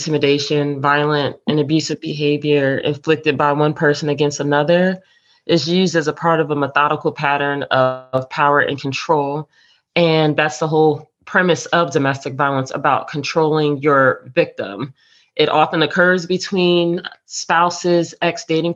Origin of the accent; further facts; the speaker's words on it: New Jersey, United States; now in Hampton Roads, Virginia, United States; I am originally from New Jersey, and I reside here in Hampton Roads area of Virginia